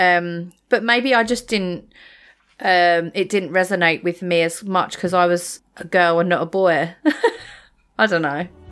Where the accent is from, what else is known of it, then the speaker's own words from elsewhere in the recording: England, United Kingdom; common as muck English that I am